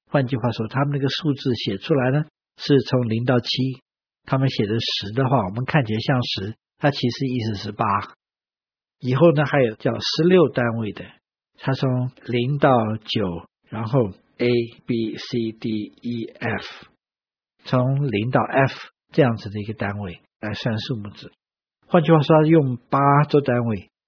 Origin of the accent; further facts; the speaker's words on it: China; 我们中国人的这个算盘是比较接近。